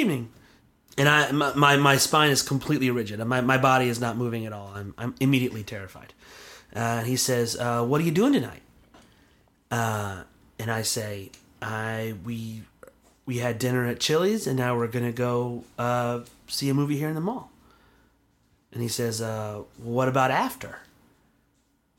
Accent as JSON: {"language": "English", "region": "Alabama", "country": "United States", "tie": "born or raised there", "said": "I grew up out in Alabama, out in the woods, small town"}